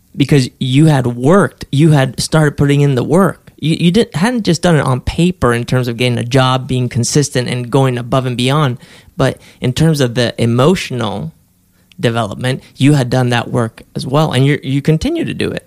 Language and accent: English; Spain; moved away; I grew up in Spain.